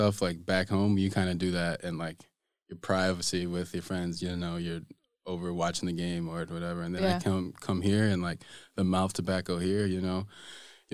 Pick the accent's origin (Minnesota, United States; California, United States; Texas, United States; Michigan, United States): Michigan, United States; moved away as an adult; also born or lived in Fort Wayne, Indiana; now in Iceland; I moved to Michigan when I was 5 years old. So I was raised there. Michigan's kind of all I know, really